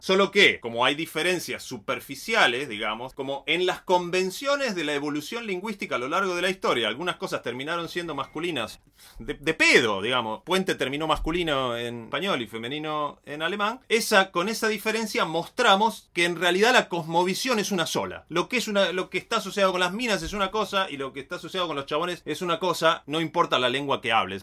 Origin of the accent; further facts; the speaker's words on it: Bariloche, Río Negro, Argentina; soy de Bariloche